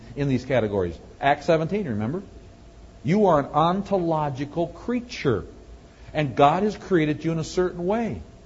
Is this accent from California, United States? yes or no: no; Wisconsin, United States; moved away; I'm from Wisconsin originally